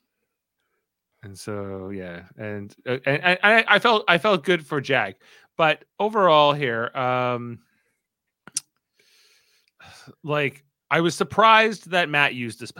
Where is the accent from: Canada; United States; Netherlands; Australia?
Canada; I'm a Canadian who's often with Americans